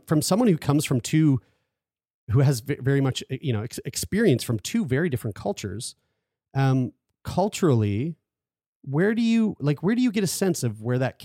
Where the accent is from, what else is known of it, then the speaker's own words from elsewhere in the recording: Atlantic Canada, Canada; I'm from Atlantic Canada